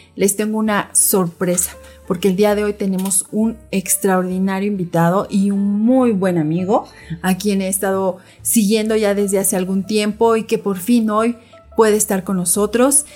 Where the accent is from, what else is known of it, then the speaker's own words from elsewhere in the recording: Mexico City, Mexico; yo también soy de la Ciudad de México y también así en un, en un barrio popular